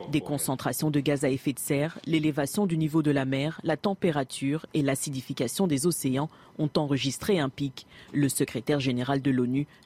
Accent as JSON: {"language": "French", "region": "Provence-Alpes-Côte d'Azur", "country": "France", "said": "moi, vu que je viens de Provence, je connais les réflexes face aux grosses chaleurs."}